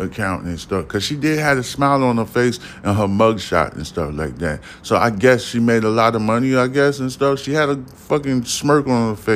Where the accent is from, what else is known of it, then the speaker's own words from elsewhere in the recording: New York City, New York, United States; also born or lived in Houston, Texas; now in Texas, United States; I'm from New York City